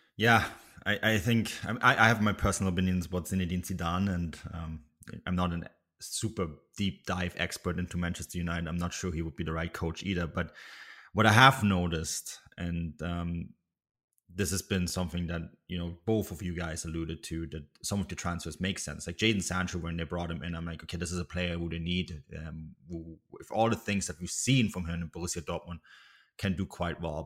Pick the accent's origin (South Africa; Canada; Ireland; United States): Canada; Vancouver Island, British Columbia; Adrian and I are actually, with background on Vancouver Island